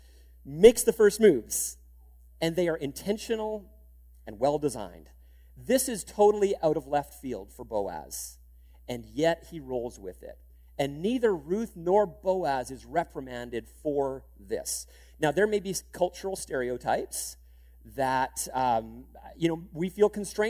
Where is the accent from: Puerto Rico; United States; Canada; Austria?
Canada; being Canadian